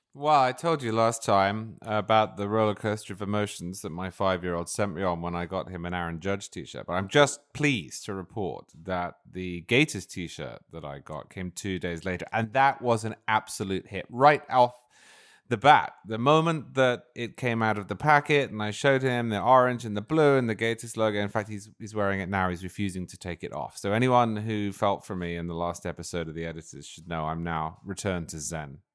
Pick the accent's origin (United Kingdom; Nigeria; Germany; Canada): United Kingdom; now in United States; I'm originally British